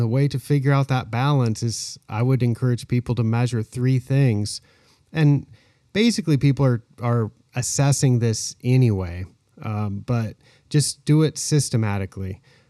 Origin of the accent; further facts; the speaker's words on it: Willamette Valley, Oregon, United States; moved away as an adult; now in Thailand; I was born in Oregon in the Willamette Valley, where all the grass seed is grown. And I grew up there